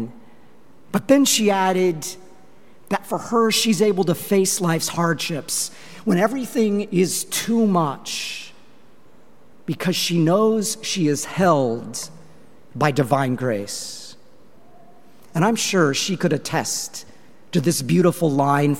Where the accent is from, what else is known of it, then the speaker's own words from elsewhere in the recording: Longmont, Colorado, United States; moved away; my hometown of Longmont, Colorado